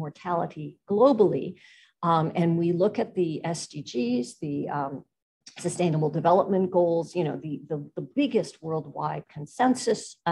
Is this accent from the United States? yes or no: yes; United States; an American political scientist